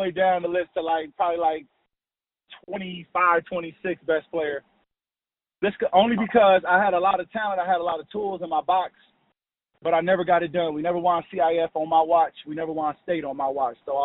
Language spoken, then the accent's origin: English; Los Angeles, California, United States; I grew up in Watts